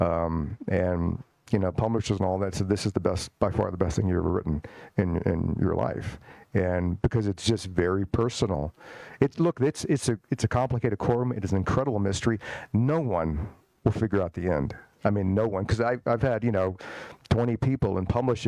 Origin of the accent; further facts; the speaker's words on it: Richmond, Virginia, United States; I grew up in Richmond, Virginia, the old capital of the Confederacy